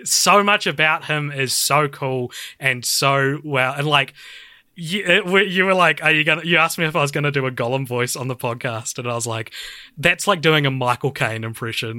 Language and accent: English; New Zealand; growing up like through high school, I'd tell people I was like, oh, I hate New Zealand, like nothing happens here